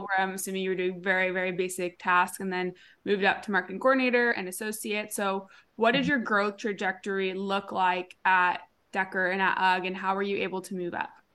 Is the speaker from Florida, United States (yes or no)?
no; Huntington Beach, California, United States; moved away as an adult; also born or lived in Austin, Texas; my hometown Huntington Beach